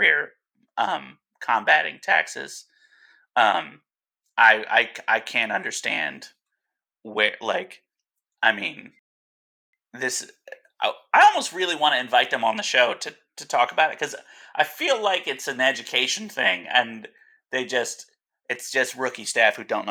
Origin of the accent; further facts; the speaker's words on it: New Jersey, United States; now in Alaska, United States; New Jersey, my home state where I'm from